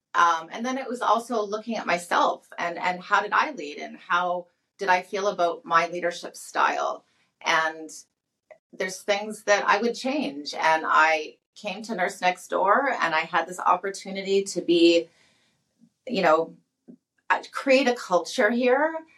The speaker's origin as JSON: {"language": "English", "town": "St. Albert", "region": "Alberta", "country": "Canada", "tie": "born or raised there", "said": "I was born and raised in St. Albert, Alberta. So I'm a Alberta girl"}